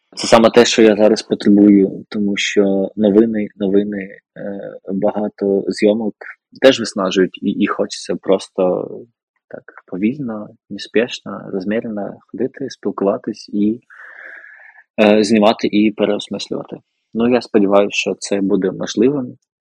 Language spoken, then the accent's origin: Ukrainian; near Donetsk, Donetsk Oblast, Ukraine; now in Kyiv, Ukraine; виріс під Донецьком